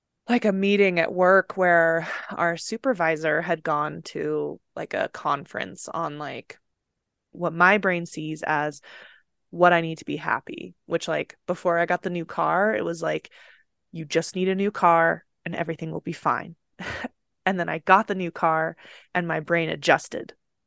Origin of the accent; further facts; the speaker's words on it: Utah, United States; So leaving Utah or my hometown has always been something I wanted to do.